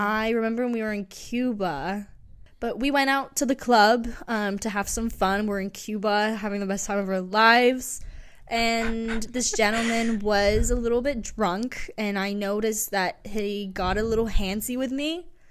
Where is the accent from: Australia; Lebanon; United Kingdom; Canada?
United Kingdom; England; moved away; growing up in England